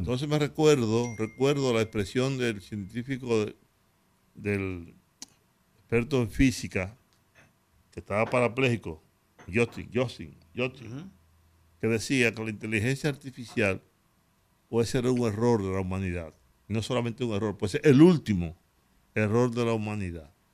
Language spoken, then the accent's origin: Spanish; Dominican Republic; soy dominicano